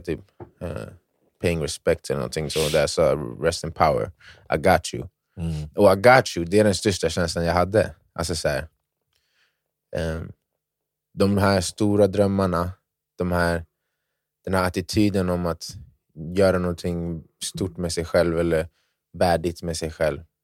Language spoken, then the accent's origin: Swedish; Ghana; jag är från Ghana